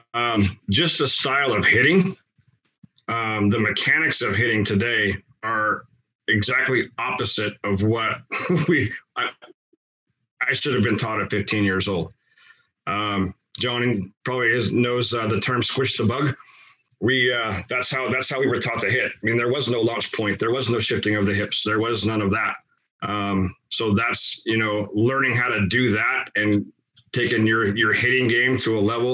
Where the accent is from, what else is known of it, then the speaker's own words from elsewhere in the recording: United States; where I grew up in the Tri-Cities